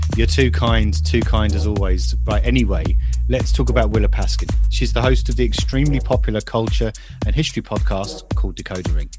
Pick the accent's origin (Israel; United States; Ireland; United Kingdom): United Kingdom; as a Brit